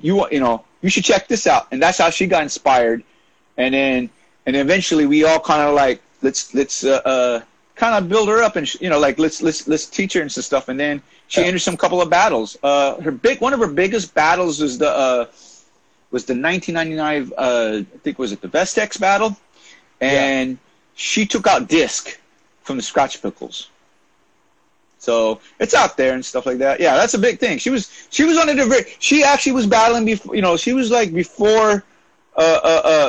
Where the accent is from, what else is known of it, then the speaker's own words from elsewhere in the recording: Cerritos, California, United States; I grew up in Cerritos, which is a suburb out, you know, in LA County.